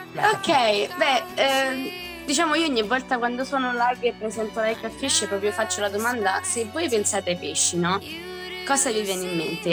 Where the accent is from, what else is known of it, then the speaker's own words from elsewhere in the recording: Rieti, Lazio, Italy; I'm twenty-three years old e vengo da Rieti